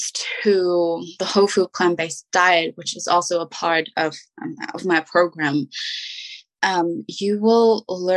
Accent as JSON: {"language": "English", "country": "Germany", "second_language": "English", "moved": "yes", "said": "I'm from Germany. My husband is US American"}